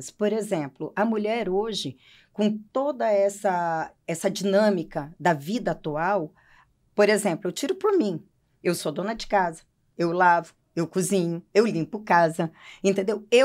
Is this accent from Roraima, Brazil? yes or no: yes; Roraima, Brazil; also born or lived in Paraná, Brazil; Eu nasci no Paraná e vim para Roraima com sete anos de idade.